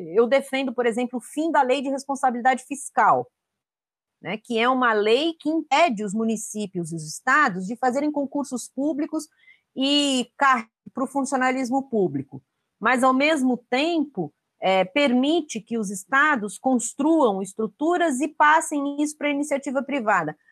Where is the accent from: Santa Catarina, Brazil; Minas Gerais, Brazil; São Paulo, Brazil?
São Paulo, Brazil; moved away as an adult; now in Vitória da Conquista, Brazil; eu sou paulistana de nascença, mas moro há nove anos em Vitória da Conquista, na Bahia